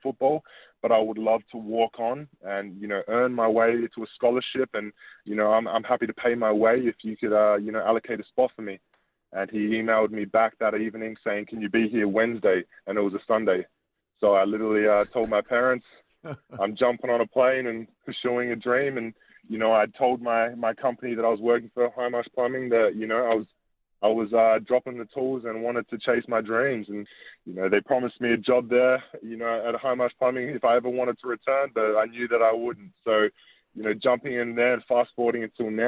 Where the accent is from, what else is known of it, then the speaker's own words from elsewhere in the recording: Adelaide, South Australia, Australia; moved away as an adult; now in Philadelphia, United States; I'm the third Australian in the room